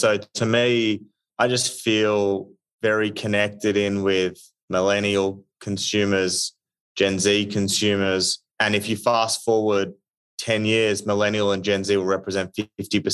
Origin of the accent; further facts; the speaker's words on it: Australia; moved away as an adult; now in United States; being Australian